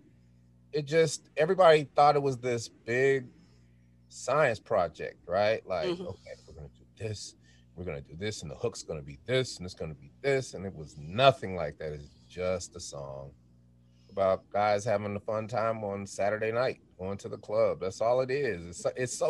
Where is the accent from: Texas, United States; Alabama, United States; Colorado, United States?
Colorado, United States; Denver; moved away as an adult; also born or lived in Sacramento, California / Atlanta, Georgia; we're from Denver. We met in high school